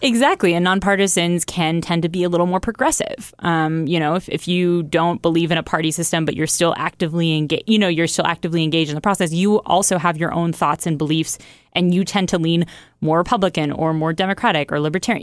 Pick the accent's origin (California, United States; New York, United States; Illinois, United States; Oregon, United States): Oregon, United States; moved away; I grew up in Oregon for a while